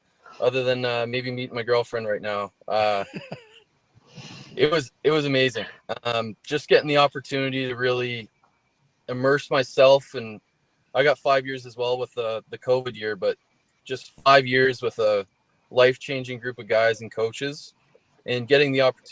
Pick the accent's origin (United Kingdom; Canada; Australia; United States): Canada; Barrie, Ontario; moved away as an adult; now in Edmonton, Canada; my hometown, Barrie, Ontario